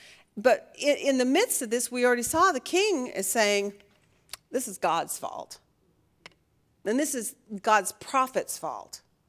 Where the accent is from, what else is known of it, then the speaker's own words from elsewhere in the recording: Oregon, United States; I should know this because I grew up in Oregon.